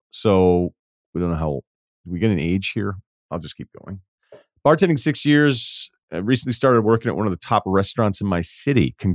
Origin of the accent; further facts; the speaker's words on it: Midwest, United States; I am from the Midwest originally, so you also nailed that.